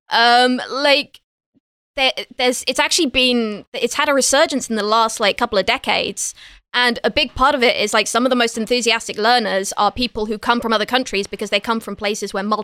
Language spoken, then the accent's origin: English; Ireland; I'm allowed to talk about this because I'm actually I'm actually Irish